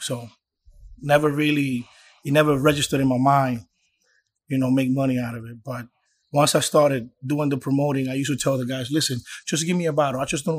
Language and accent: English; New York City, New York, United States; accent: Dominican; You know, I was raised in the Bronx.